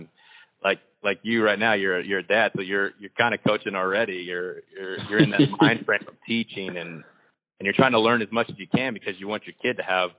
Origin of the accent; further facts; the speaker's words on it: Albuquerque, New Mexico, United States; As soon as I got to Washington, 3 days later, we were going to my hometown in Albuquerque